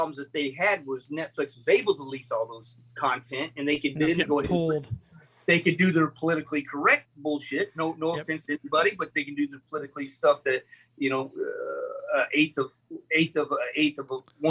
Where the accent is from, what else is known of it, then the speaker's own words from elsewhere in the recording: Indiana, United States; born there; you're talking about Kentucky. I was born in Indiana.